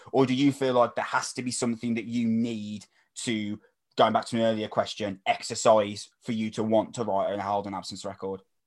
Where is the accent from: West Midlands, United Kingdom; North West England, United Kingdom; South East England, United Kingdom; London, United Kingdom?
West Midlands, United Kingdom; Wolverhampton; from Wolverhampton.